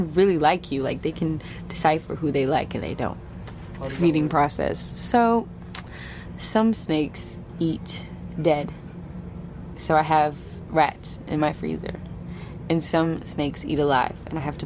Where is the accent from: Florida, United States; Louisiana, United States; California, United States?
California, United States; Bay Area; my hometown in the Bay Area